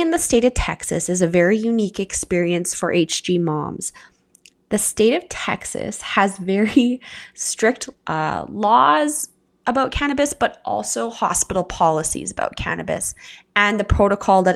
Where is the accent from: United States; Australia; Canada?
Canada; I'm your Canadian host